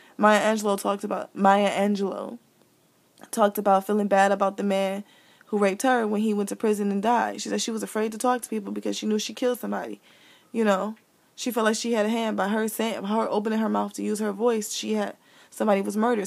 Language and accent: English; Midwest, United States; I'm from the Midwest